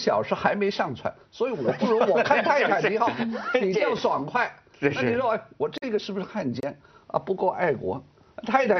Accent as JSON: {"language": "Chinese", "country": "France", "second_language": "Chinese", "said": "我身为法国人，我当然关注法国漫画家之死。"}